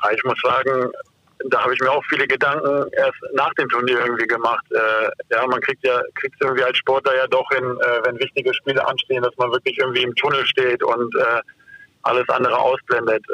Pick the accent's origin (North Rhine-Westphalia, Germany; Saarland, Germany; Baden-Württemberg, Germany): North Rhine-Westphalia, Germany; Duisburg; ich bin halt in Duisburg aufgewachsen